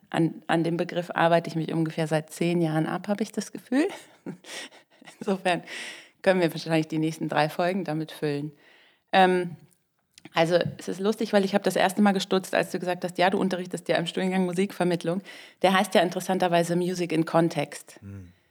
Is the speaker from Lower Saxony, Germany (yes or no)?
yes; Lower Saxony, Germany; also wir kommen aus Niedersachsen und da gibt es eben dieses Ministerium